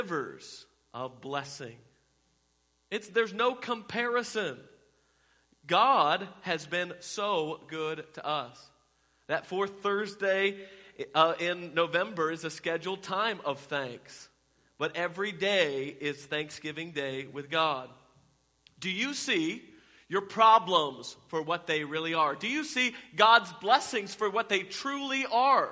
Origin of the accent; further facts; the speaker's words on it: Fort Worth, Texas, United States; I'm from Fort Worth